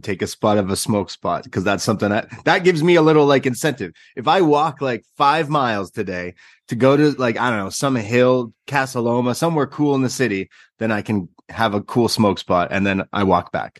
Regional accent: Canada; I'm Canadian.

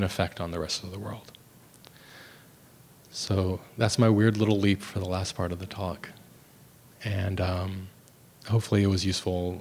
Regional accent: United States; I grew up in America.

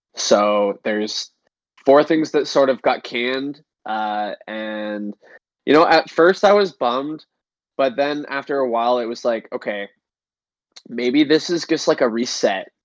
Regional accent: Canada; in Canada, our gas stations are not as cool as American gas stations

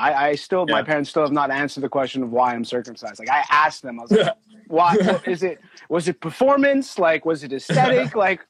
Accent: Canada; because I'm from Canada

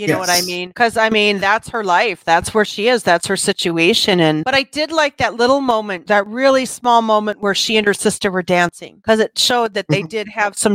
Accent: Wisconsin, United States; accent: Wisconsin; I got my Wisconsin accent up here

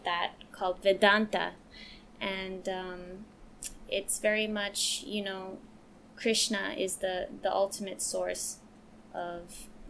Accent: West Virginia, United States; also born or lived in Hawaii; And also, let's see, one of my other favorite places was growing up in West Virginia.

